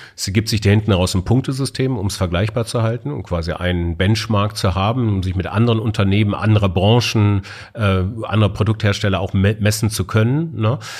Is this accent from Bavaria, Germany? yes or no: yes; Munich, Bavaria, Germany; moved away; im schönen München in meiner alten Heimat